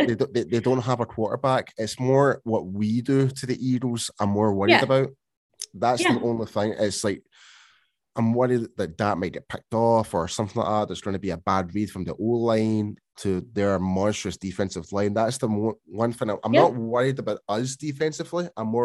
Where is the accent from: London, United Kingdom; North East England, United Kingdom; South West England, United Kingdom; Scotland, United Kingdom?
Scotland, United Kingdom; I mean, come on, mate, I'm Scottish.